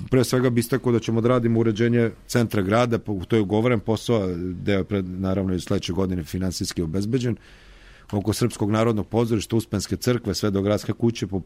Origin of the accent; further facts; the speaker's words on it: Novi Sad, Vojvodina, Serbia; kod nas u Novom Sadu